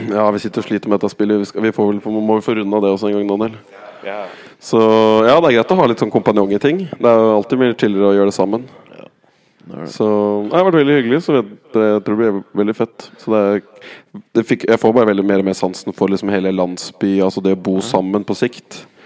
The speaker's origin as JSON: {"language": "Norwegian", "country": "Norway"}